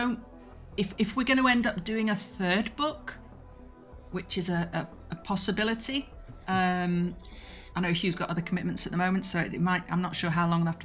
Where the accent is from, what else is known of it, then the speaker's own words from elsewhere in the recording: England, United Kingdom; I'm English